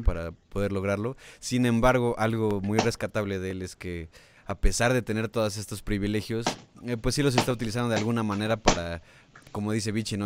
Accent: Mexico; como mexicano

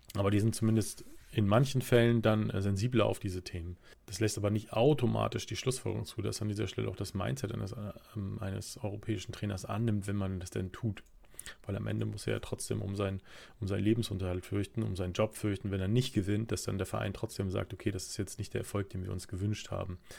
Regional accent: Germany; wir als Deutsche

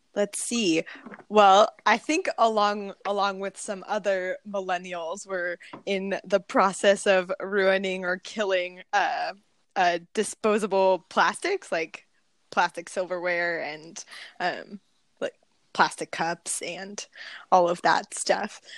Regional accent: Pismo Beach, California, United States; I'm born and raised in California. Uh, grew up on a in a small town on the central coast. It's called Pismo Beach.

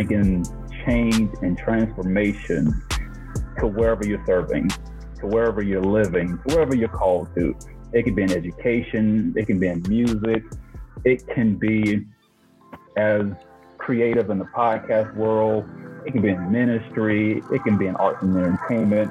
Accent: Macon, Georgia, United States; now in Colorado, United States; I am from Macon, Georgia, born and raised, but I now reside in Colorado

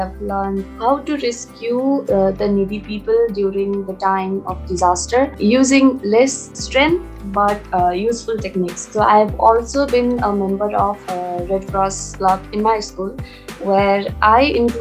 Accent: Nepal; from Nepal.

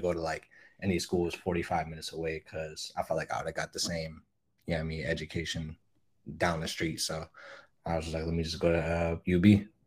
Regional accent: Buffalo, New York, United States; I grew up in Riverside

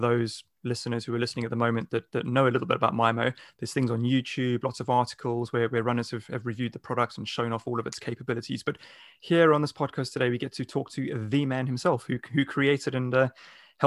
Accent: South Africa; being South African myself

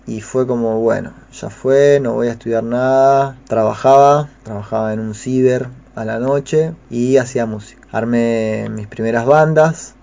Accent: Concordia, Entre Ríos, Argentina; nacido en Concordia, en Entre Ríos, en, en octubre de 1983. Me crié ahí en Concordia, hice la primaria y la secundaria

